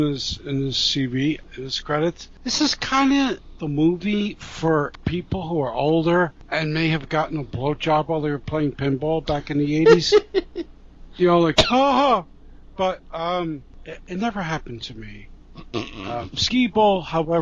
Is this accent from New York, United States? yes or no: yes; New York City, New York, United States; I grew up in Brooklyn